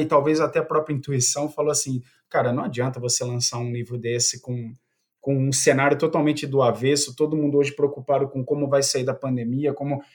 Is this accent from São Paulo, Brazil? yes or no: yes; Piracicaba, São Paulo, Brazil; accent: interior of São Paulo; eu fui guarda-mirim, né, aqui na, na, na, cidade de Piracicaba, já deve perceber que o sotaque aqui, eu sou bem do interior de São Paulo mesmo